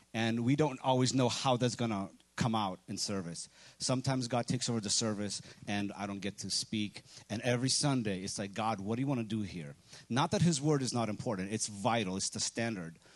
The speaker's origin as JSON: {"language": "English", "country": "Ukraine", "moved": "yes", "said": "I'm from Ukraine"}